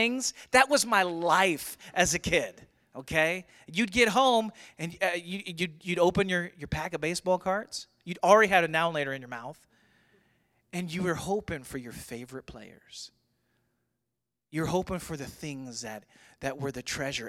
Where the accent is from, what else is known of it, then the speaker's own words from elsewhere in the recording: St. Louis, Missouri, United States; growing up in St. Louis in the 80s